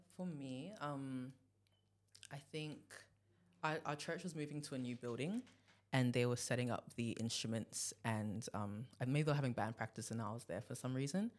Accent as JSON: {"language": "English", "country": "Nigeria", "said": "I'm from Nigeria"}